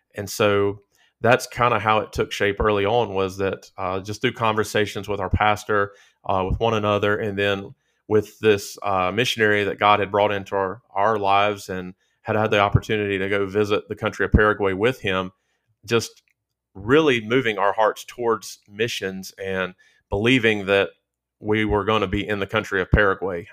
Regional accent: Stuart, Virginia, United States; also born or lived in Roanoke, Virginia; I was born in Roanoke, Virginia, and grew up about an hour, uh, south of there, an hour west of Danville in Stewart, Virginia

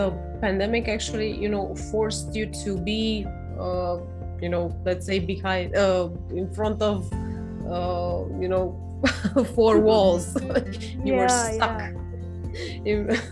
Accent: Romania; I'm from Romania, by the way, in Europe

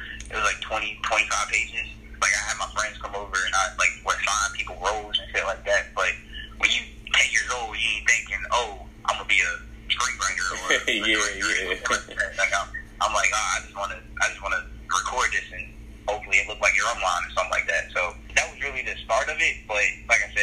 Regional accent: Petersburg, Virginia, United States; I'm originally from Petersburg, Virginia

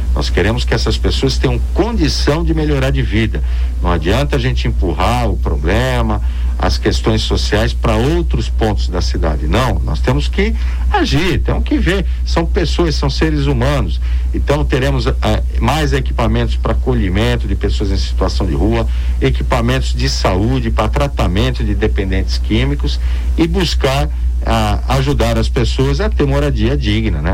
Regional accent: Santos, São Paulo, Brazil; Eu nasci em Santos, vivi a minha vida toda lá no bairro do Campo Grande, jogando bola na rua

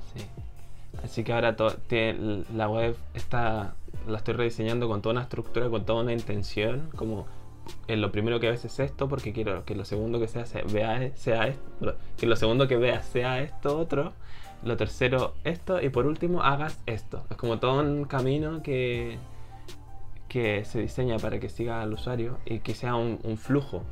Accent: Chile; yo creo que soy más de Corea que de Chile

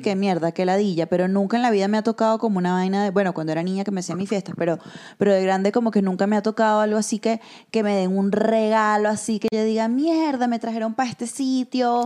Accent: Venezuela; nosotras, que somos venezolanas

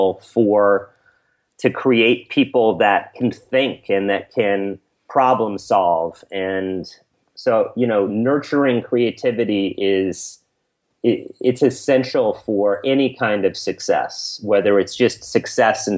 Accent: New York City, New York, United States; I was brought up in Alphabet City in New York City

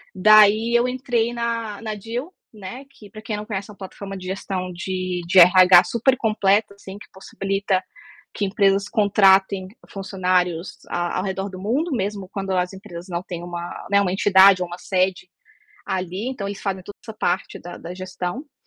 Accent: Brasília, Federal District, Brazil; moved away as an adult; also born or lived in United Kingdom / Russia; now in Portugal; Originalmente eu sou de Brasília

